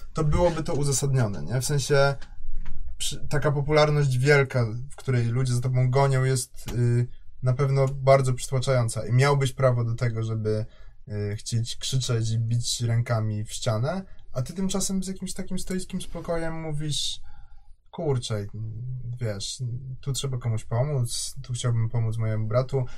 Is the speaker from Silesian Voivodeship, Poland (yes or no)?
no; Kraków, Lesser Poland, Poland; jestem z Krakowa